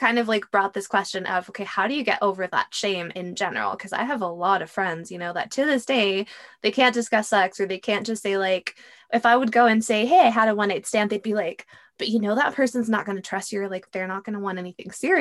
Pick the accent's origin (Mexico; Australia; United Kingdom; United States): Mexico; I grew up in Mexico where it's a very Catholic country